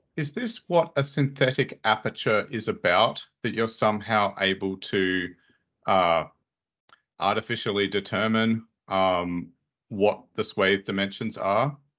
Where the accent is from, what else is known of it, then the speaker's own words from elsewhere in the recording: Australia; where I'm from in Australia